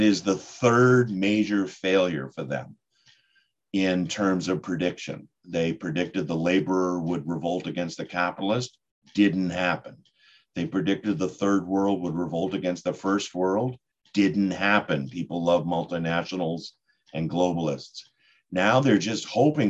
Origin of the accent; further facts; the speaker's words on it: Boston, Massachusetts, United States; And I'm from Boston.